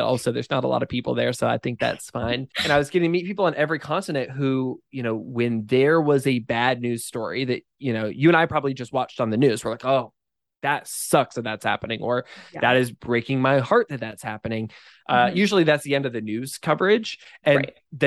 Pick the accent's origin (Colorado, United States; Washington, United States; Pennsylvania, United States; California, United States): Washington, United States; Eastern Washington State, United States; I grew up in Eastern Washington State, almost by Idaho